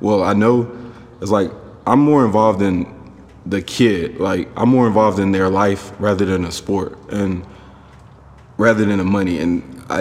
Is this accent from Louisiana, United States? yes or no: no; Garland, Texas, United States; also born or lived in Stephenville, Texas; I'm from Garland, Texas, you guys. That's in the Dallas County. So about 2.5 hours from Stephenville is where I grew up